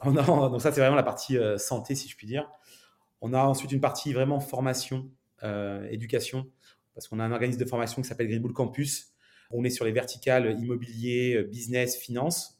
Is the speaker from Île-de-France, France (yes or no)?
no; Nice, Provence-Alpes-Côte d'Azur, France; also born or lived in Montreal, Canada; je suis niçois d'origine, donc un, bon sudiste